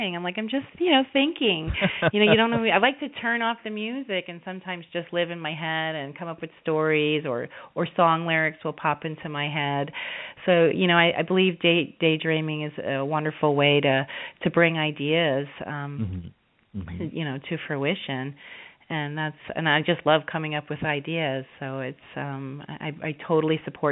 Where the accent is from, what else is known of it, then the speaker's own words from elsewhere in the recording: New York, United States; I was born in New York